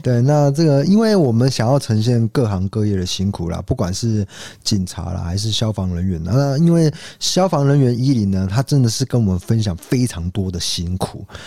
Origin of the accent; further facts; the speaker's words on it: Taiwan; 我们台湾人